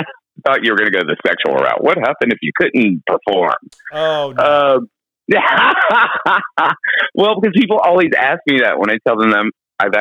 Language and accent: English; Baker, Louisiana, United States; moved away; I am from a small town called Baker, Louisiana